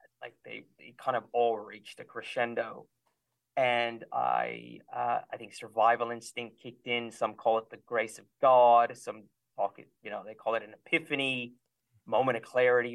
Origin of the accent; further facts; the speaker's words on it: California, United States; I grew up in California